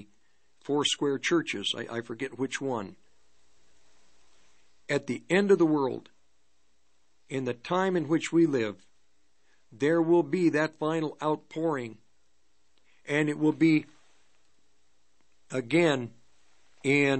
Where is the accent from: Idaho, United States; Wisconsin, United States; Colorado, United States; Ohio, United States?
Colorado, United States; Longmont; I grew up in Longmont